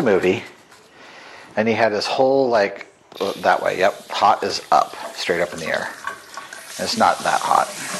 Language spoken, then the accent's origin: English; Oregon, United States; I grew up in Oregon